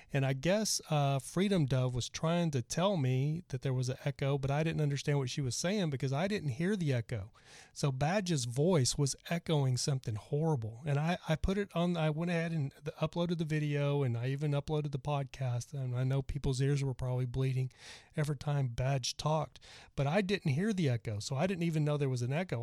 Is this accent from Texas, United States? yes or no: yes; Dallas, Texas, United States; I'm actually from Dallas